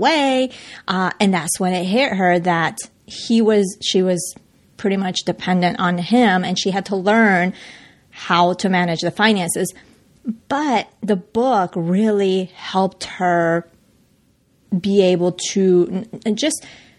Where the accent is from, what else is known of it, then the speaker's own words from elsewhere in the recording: Colombia; now in United States; since I was a little girl, growing up in Colombia